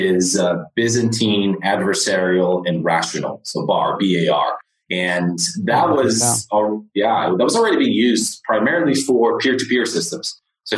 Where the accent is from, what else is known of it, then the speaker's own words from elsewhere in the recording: Portugal; moved away as an adult; also born or lived in United States / Lisbon, Portugal; now in San Francisco, United States; I was actually born in the U.S., but I went back when I was 3. But I grew up in Portugal. All my education was in Portugal